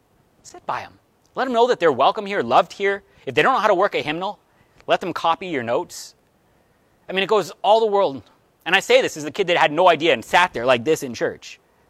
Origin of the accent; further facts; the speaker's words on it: Cleveland, Ohio, United States; born there; I was born in Cleveland. I was raised a Browns fan.